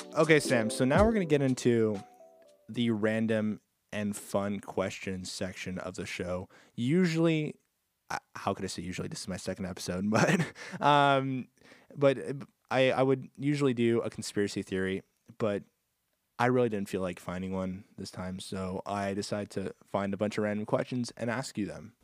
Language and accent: English; Canada; I'm Canadian